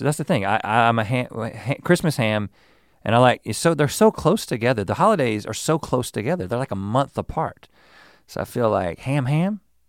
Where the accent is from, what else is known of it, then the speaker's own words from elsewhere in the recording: United States; I'm an American, yes.